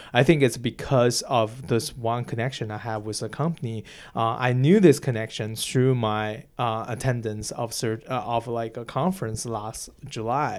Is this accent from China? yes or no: yes; China; English is a second language; now in United States; my country, like Chi, uh, China's market